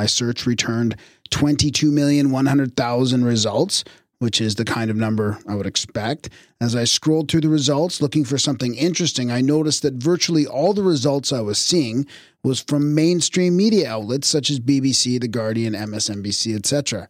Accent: United Kingdom; now in Thailand; I'm a Brit who has been living in Thailand for the past 20 years.

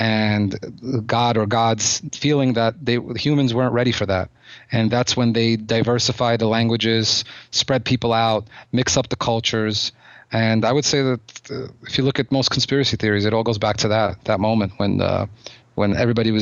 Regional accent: United States; also born or lived in Odessa, Ukraine; I'm an American. I was raised in America, and, you know, although I was born there

